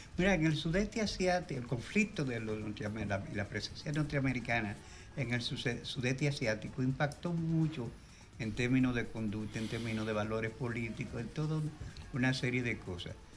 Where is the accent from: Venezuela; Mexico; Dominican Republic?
Dominican Republic; Cibao; los dos somos cibaeños